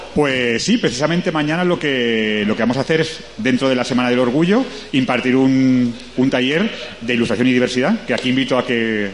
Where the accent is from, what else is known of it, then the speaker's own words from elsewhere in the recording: Sant Joan d'Alacant, Valencian Community, Spain; moved away as an adult; yo soy de Alicante, soy de San Juan, eh, pero bueno, alicantino, De, de, pura cepa.